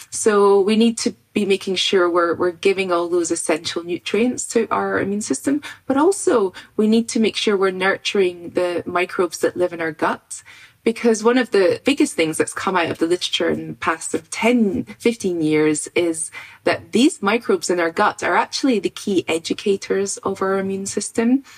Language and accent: English; Scotland, United Kingdom; I grew up in Scotland on a farm in the countryside